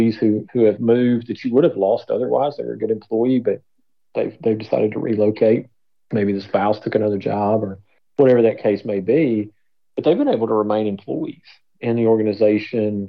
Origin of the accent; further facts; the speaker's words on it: Tennessee, United States; I'm from Tennessee